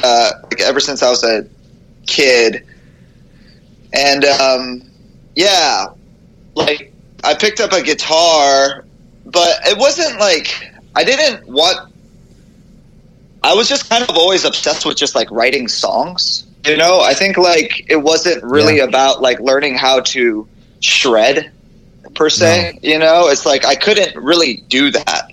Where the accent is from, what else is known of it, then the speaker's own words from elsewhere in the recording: Oahu, Hawaii, United States; moved away; also born or lived in Hilo, Hawaii; I was born on Hilo and then grew up in Oahu, like the North Shore